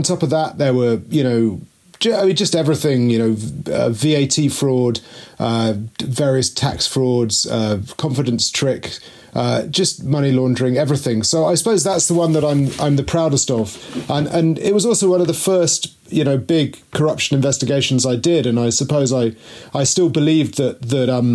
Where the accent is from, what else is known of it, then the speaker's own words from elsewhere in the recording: Mid Wales, United Kingdom; moved away as an adult; also born or lived in Russia; I'm a boy from Mid Wales, where not very much seems to happen